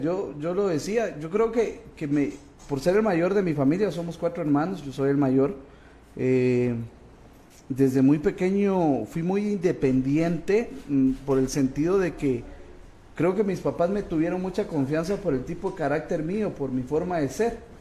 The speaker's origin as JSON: {"language": "Spanish", "town": "Cobán", "region": "Alta Verapaz", "country": "Guatemala", "tie": "born or raised there", "also_born_or_lived": "Raxruhá, Alta Verapaz", "said": "Yo nací en Cobán, pero parte de mi niñez, eh, del, del, uno a, los cuatro años, yo me voy a un lugar que es frontera entre Petén y Alta Verapaz."}